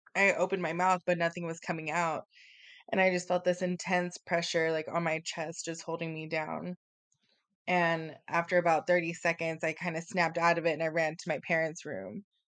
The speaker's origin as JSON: {"language": "English", "town": "San Antonio", "region": "Texas", "country": "United States", "tie": "born or raised there", "also_born_or_lived": "South Carolina / California", "said": "I was born and raised in San Antonio, Texas, and, you know, grew up here all my life"}